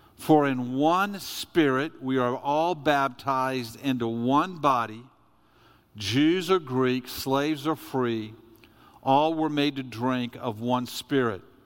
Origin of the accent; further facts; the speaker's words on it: United States; I'm an American